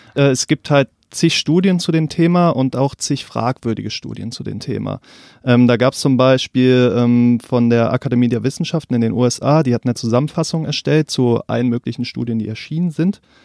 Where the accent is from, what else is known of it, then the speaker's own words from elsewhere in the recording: North Rhine-Westphalia, Germany; moved away; Ich komme eigentlich aus NRW